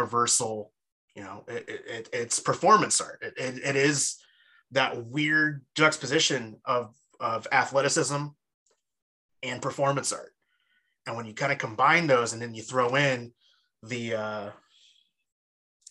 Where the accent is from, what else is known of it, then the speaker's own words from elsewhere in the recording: East Bay, California, United States; I'm from the East Bay originally